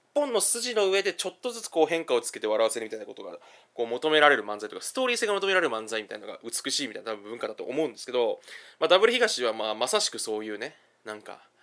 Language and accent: Japanese; Kanto, Japan; now in Kansai, Japan; 私関東出身なんでね